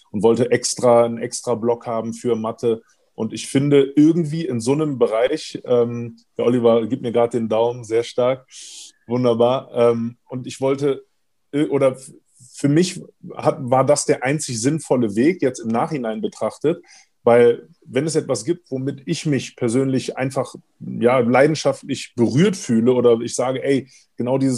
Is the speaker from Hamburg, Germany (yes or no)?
yes; Hamburg, Germany; also born or lived in Cologne; Ähm, ich bin damals in Hamburg äh, geboren worden, bin dann in Hamburg auf eine Schule gekommen bis zur dritten Klasse und dann auch in der vierten Klasse in Köln äh, zur Schule gegangen.